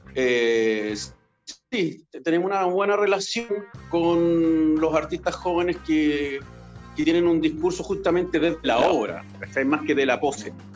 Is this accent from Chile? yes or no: yes; Chile; cuando trabajé ocho horas normal como cualquier chileno